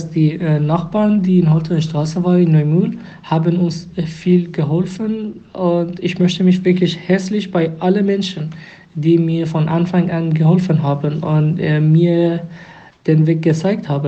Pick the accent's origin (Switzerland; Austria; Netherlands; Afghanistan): Afghanistan; German is a second language; now in Duisburg, Germany; ich bin immer noch äh, eine Afghane. Ich bin von dahin gekommen, habe ich viele Freunde da, Bekannte, meine Muttersprache, meine Kindheit.